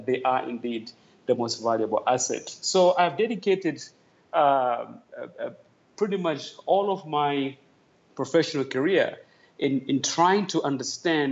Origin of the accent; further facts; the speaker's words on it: Tanzania; moved away as an adult; also born or lived in Europe; now in Togo; I am from Tanzania, East Africa. That's where I grew up and where I was raised. And I migrated to Europe when I was quite a young man.